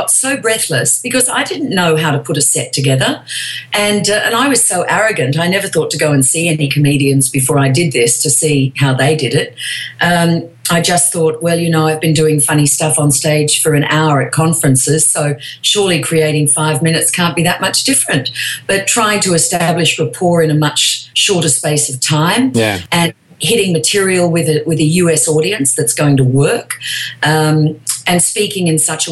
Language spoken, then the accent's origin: English; Australia; moved away as an adult; now in Los Angeles, United States; I'm from Australia